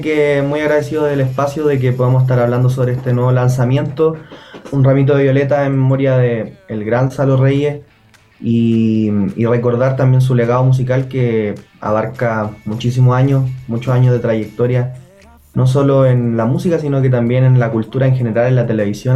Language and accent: Spanish; Bulnes, Ñuble, Chile; Vengo de una población, de un barrio muy humilde en, en Bulnes, en la región de Ñuble